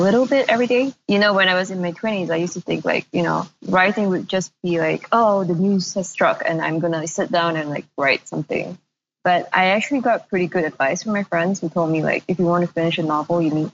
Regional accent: Malaysia; moved away; also born or lived in Singapore; It's weird because I am from Malaysia, but I hadn't been living in Malaysia for over a decade, more than that, before I moved back.

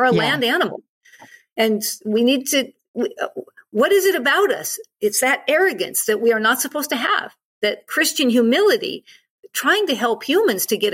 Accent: United States; I'm an American. I'm from the United States.

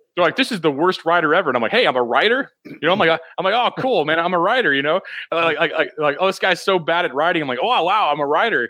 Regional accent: Missouri, United States; i'm from missouri so i mean this is my strong like kind of like like where i live you know like my hometown area

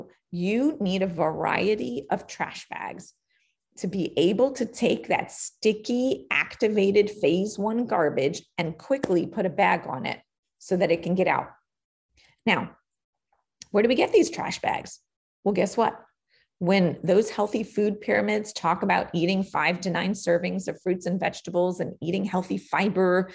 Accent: New York City, New York, United States; I was born and raised in Queens, New York

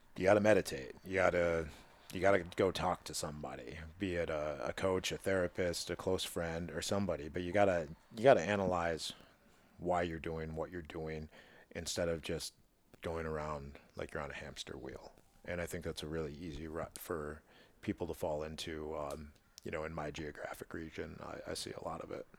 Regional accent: Midwest, United States; as a Midwesterner

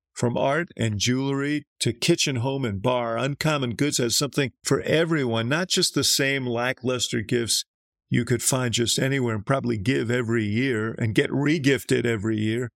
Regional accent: Chicago, Illinois, United States; I'm from Chicago

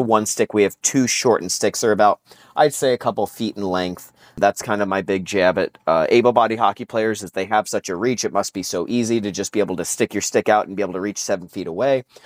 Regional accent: New Jersey, United States; I grew up in New Jersey

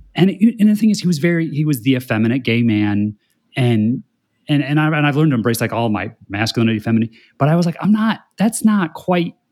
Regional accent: Indiana, United States; growing up in Indiana

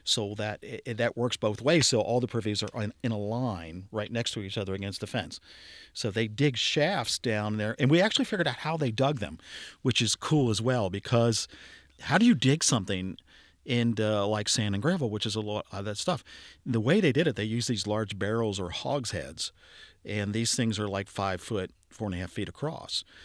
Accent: Cincinnati, Ohio, United States; I grew up in Lower Clifton

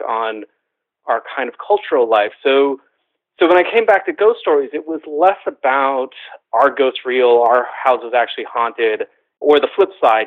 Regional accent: San Jose, California, United States; I grew up in San Jose, California, which is the home of the Winchester Mystery House

